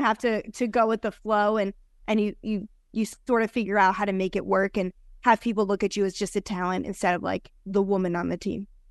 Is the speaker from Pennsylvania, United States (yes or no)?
no; New Jersey, United States; moved away as an adult; also born or lived in New York City; now in Las Vegas, United States; I was raised over there